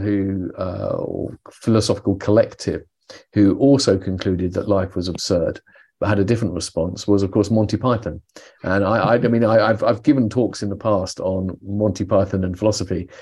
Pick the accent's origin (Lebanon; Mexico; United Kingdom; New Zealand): United Kingdom; I'm British